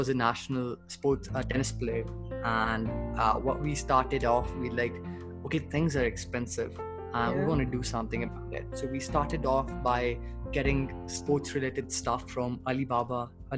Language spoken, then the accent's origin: English; Pakistan; moved away as an adult; now in China; I'm from Pakistan basically, but I've been studying abroad since 2017